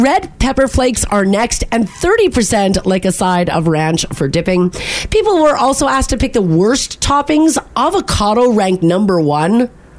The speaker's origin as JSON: {"language": "English", "country": "Canada", "said": "I'm Canadian."}